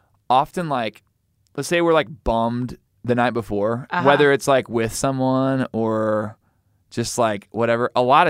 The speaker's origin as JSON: {"language": "English", "region": "Missouri", "country": "United States", "said": "I'm from Missouri, so I can say that."}